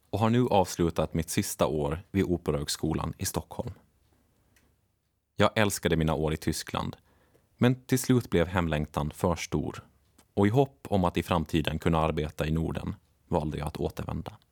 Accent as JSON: {"language": "Swedish", "region": "Åland", "country": "Finland", "tie": "born or raised there", "said": "Martin, som inte har samma nostalgiska känsla för sin hembygd Bromma som jag har för Åland, kan göra sig lustig över det. Men kanske är det bara något vi ålänningar kan förstå."}